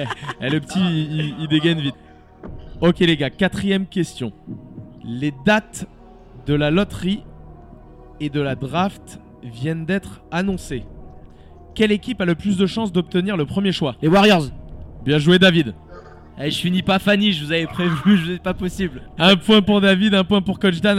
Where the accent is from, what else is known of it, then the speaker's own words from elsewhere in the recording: Switzerland; chez nous en Suisse